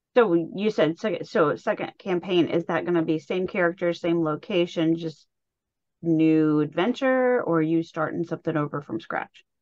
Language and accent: English; Indianapolis, Indiana, United States; I was born and raised around Indianapolis